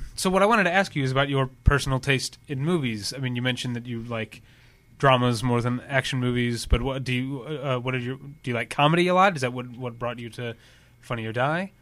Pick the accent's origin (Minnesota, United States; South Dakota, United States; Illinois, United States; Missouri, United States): Missouri, United States; St. Louis; now in California, United States; I'm from Saint Louis